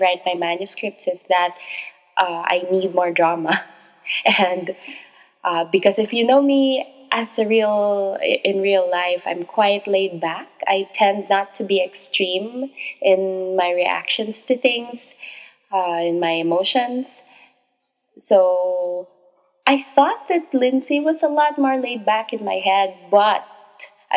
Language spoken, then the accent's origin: English; Philippines; I am a Filipino author of romance novels